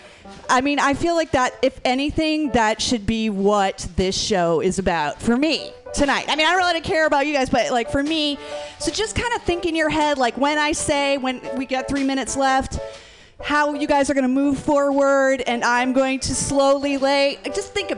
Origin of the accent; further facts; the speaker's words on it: New York City, New York, United States; I'm from Brooklyn